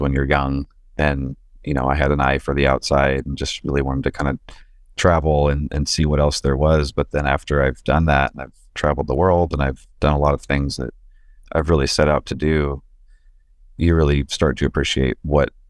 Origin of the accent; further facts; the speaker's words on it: Magalia, California, United States; I did most of my actual growing up in Magalia, in Upper Magalia